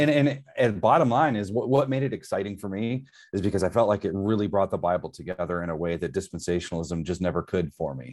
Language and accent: English; Southern Michigan, United States; moved away; I'm originally from Michigan, so born and raised in Southern Michigan